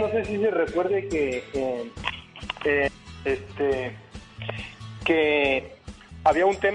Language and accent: Spanish; Monterrey, Nuevo León, Mexico; Yo soy originario de Monterrey, Nuevo León.